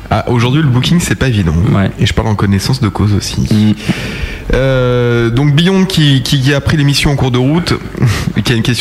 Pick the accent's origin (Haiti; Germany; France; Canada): Germany; Frechen, North Rhine-Westphalia; born there; Alors d'où je suis, je suis originaire ouais. bah, euh, euh, À 15 km de Cologne